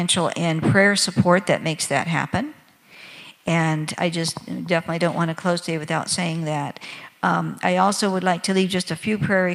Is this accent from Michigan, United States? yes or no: yes; Michigan, United States; moved away as an adult; also born or lived in Senegal; my home state of Michigan